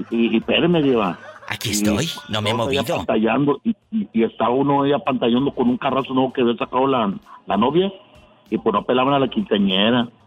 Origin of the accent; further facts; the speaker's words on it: Tamaulipas, Mexico; moved away; yo soy, yo soy de Tamaulipas